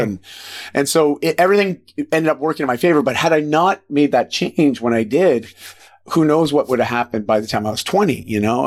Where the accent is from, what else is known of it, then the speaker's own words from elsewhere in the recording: just outside of Toronto, Ontario, Canada; moved away as an adult; I grew up just outside of Toronto in, in Ontario